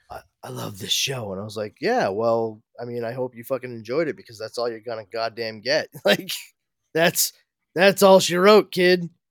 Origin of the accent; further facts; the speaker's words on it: New England, United States; us New Englanders